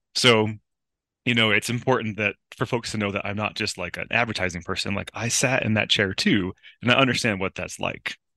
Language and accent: English; outside of Buffalo, New York, United States; also born or lived in Southern California / Los Angeles; now in Mammoth Lakes, United States; I grew up outside of Buffalo, New York